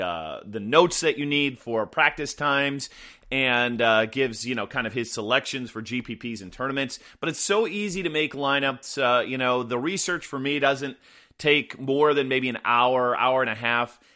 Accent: Midwest, United States; I grew up in the Midwest, you know, suburbanites

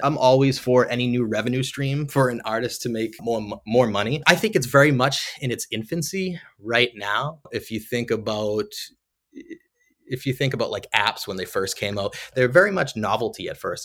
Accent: Lowell, Massachusetts, United States; I'm from Lowell, Mass, just north of Boston. I grew up always drawing and creating as a kid. ultimately ended up going to UMass Lowell

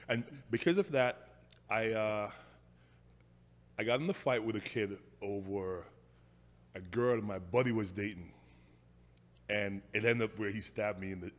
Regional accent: Saint Catherine, Jamaica; accent: Jamaican; moved away as an adult; also born or lived in St. Mary, Jamaica / New Jersey; now in United States; Oh man, Jamaican born. Yeah. Grew up in like St. Catherine, Jamaica. Went to high school in Jamaica. Came here at age 19.

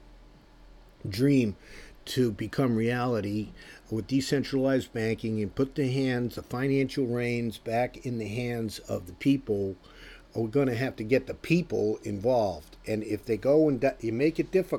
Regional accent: United States; I am American

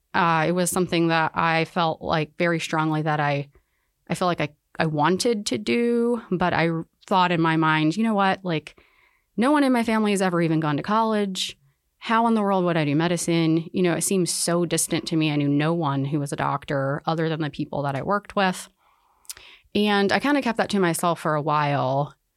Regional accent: Winston-Salem, North Carolina, United States; I grew up in North Carolina, um, I'm from Winston-Salem

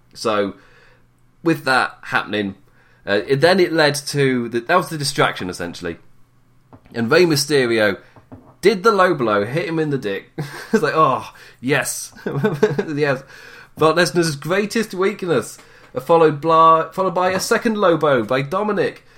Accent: England, United Kingdom; I am English

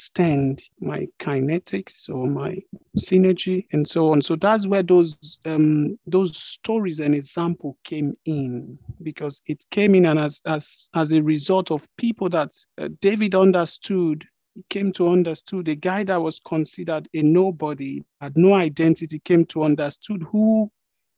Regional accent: Nigeria; I am a Nigerian, meaning you can identify me with the geographical location of Nigeria

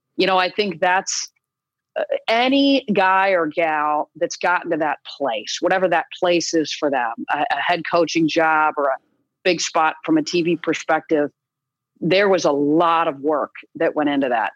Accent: East Lansing, Michigan, United States; I grew up in East Lansing, Michigan

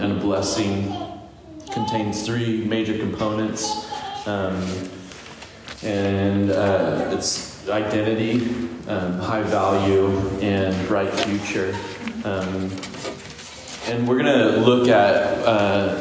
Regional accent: Visalia, California, United States; also born or lived in Sacramento, California; I moved home back to Visalia. So we're from Visalia.

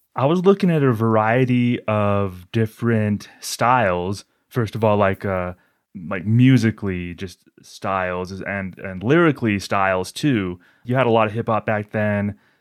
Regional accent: New Mexico, United States; I'm from New Mexico

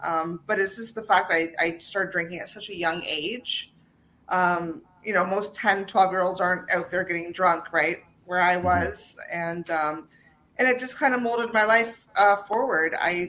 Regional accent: Ontario, Canada; also born or lived in Toronto; So I was born in Toronto, and okay. My father was, he's now retired, a police officer. So I actually ended up, you know, traveling all throughout Ontario because of his job

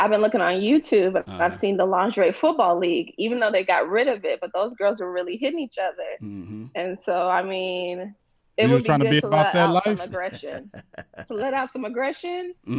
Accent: Texas, United States; also born or lived in Honolulu / Washington, D.C.; Yeah, but I would say I'm from Texas. Like, I've been in Texas the longest. I claim Texas. And I've been here since I was a little girl, so.

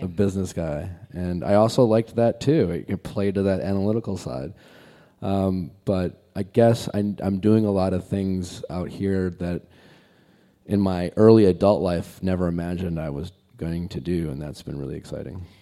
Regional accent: Milwaukee, Wisconsin, United States; moved away as an adult; I grew up in Milwaukee and lived in Milwaukee most, in all through my twenties

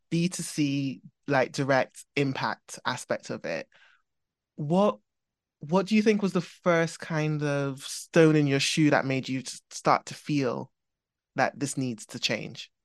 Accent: Trinidad & Tobago; now in England; I grew up in Trinidad

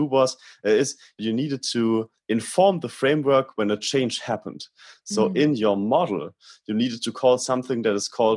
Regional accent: Germany; I'm from Germany.

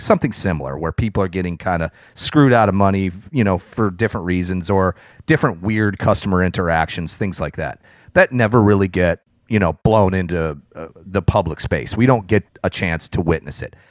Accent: near Chicago, Illinois, United States; I grew up near Chicago

